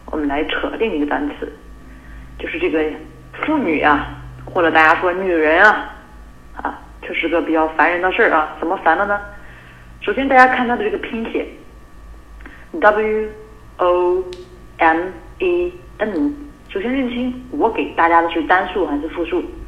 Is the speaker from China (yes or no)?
yes; China; 我们中国人